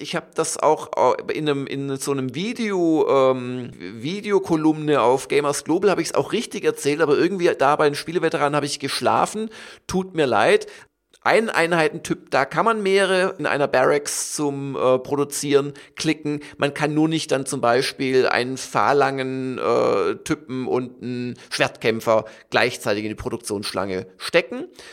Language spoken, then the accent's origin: German; Southern Germany, Germany; ich komme ja auch aus Süddeutschland